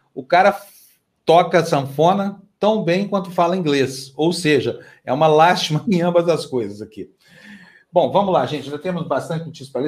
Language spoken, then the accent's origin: Portuguese; Uberlândia, Minas Gerais, Brazil; moved away; minha cidade natal, que é Uberlândia